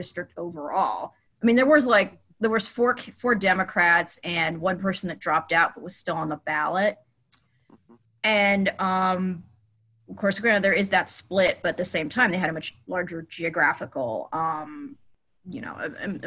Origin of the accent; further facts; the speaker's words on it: Los Angeles, California, United States; I was born and raised in Los Angeles, California.